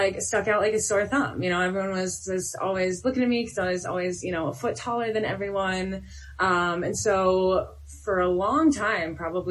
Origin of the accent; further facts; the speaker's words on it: Detroit, Michigan, United States; I'm from Detroit, so I have a little bit of like this ghetto sass